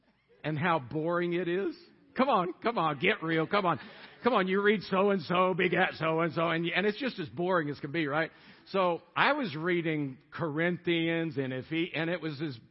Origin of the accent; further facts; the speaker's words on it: Tampa, Florida, United States; moved away as an adult; also born or lived in Colorado; Born and raised in Tampa, Florida. Lived there 27 years.